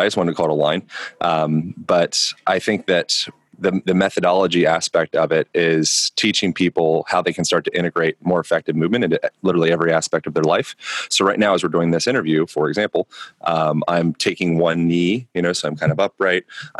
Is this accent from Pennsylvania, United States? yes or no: yes; Lancaster, Pennsylvania, United States; I grew up in Lancaster, Pennsylvania